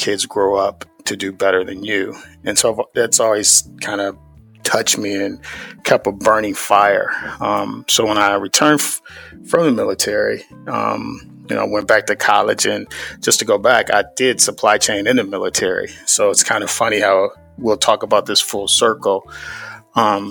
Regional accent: Cleveland, Ohio, United States; I grew up in the Midwest from Cleveland, Ohio

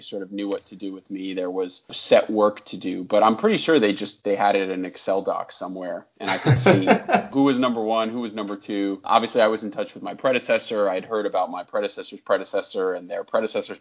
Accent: New York, United States; also born or lived in Saga, Japan; I'm originally from New York. I was born in the city. I grew up in the suburbs.

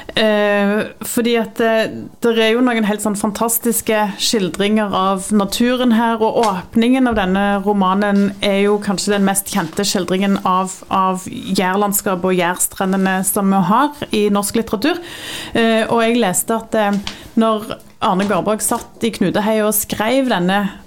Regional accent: Jæren, Rogaland, Norway; jeg er fra Jæren

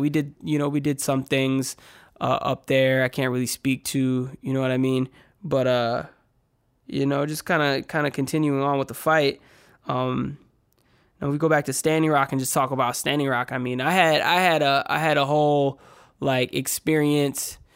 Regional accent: Minneapolis, Minnesota, United States; I grew up, I grew up in Minneapolis on the south side, uh, between, like, the Seward, Longfellow, Phillips neighborhood

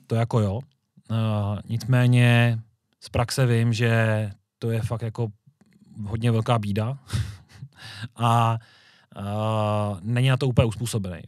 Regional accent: Říčany, Central Bohemian Region, Czechia; A sám pocházím z Říčan

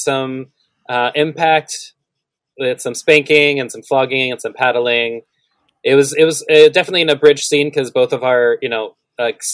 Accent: Texas, United States; We're both from Texas

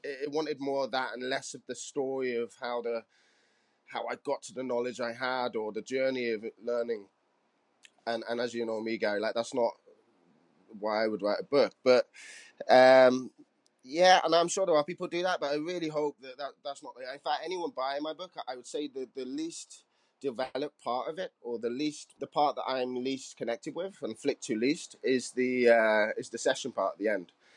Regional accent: Cardiff, Wales, United Kingdom; I'm from Cardiff

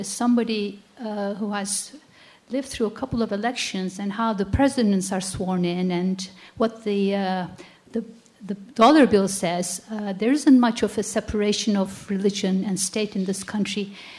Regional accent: Turkey; now in United States; I'm a Christian. I was born and raised in Turkey

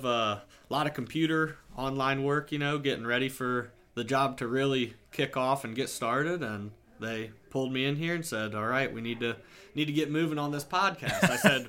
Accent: Sidney, Ohio, United States; also born or lived in Findlay, Ohio; So I'm from Sydney, Ohio, so it's south of here and west of here a little ways

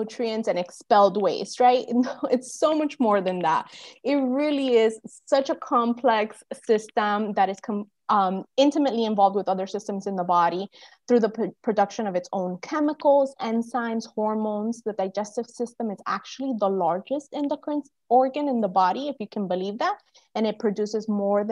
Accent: Cuba; also born or lived in United States; now in Florida, United States; I'm Cuban American. I was born in Cuba

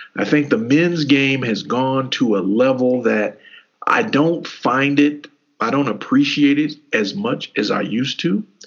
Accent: Kentucky, United States; we grew up in Kentucky

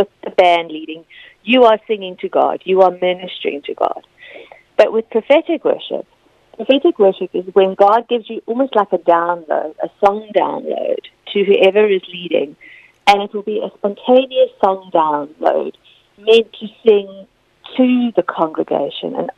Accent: South Africa; moved away as an adult; also born or lived in Leicester, United Kingdom; now in United Kingdom; I moved to South Africa, and I did sort of I grew up there

